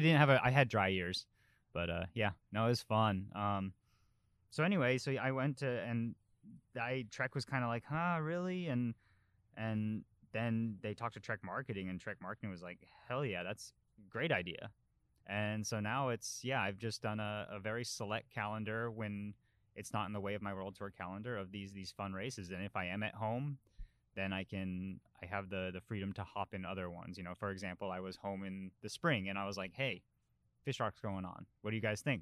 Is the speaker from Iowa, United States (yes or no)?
no; Colorado, United States; moved away; growing up in Colorado.